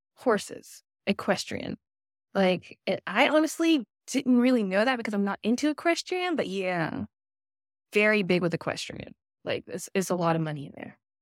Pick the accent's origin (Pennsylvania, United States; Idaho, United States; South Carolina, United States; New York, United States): South Carolina, United States; North Augusta; now in Aiken, United States; I'm originally from North Augusta, South Carolina